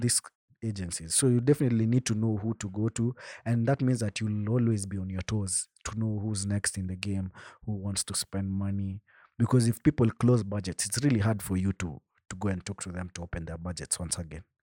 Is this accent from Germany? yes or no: no; Bomet, Bomet County, Kenya; I come from Bomet, so where we stay, my home, home, there's no Safaricom lines that serve Wi-Fi